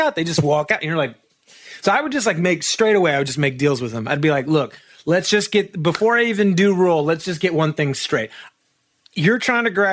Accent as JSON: {"language": "English", "town": "Marietta", "region": "Georgia", "country": "United States", "tie": "born or raised there", "also_born_or_lived": "Atlanta, Georgia / Nashville, Tennessee", "moved": "as an adult", "said": "I was born and raised in Atlanta, Georgia. I was, in Marietta, Georgia, which is like a suburb"}